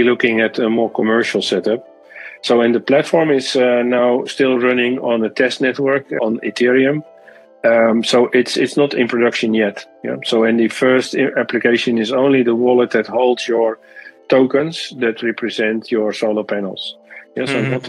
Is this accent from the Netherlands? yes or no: yes; Netherlands; my home country in the Netherlands